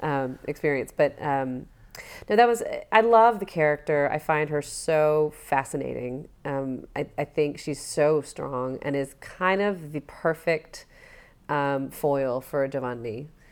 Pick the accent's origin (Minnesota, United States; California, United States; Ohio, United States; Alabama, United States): Alabama, United States; moved away as an adult; I'm from Alabama